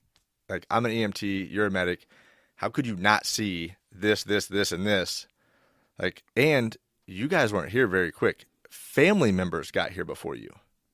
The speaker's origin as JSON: {"language": "English", "town": "Independence", "country": "United States", "tie": "born or raised there", "said": "I think the first, well, growing up in Independence, you see stuff."}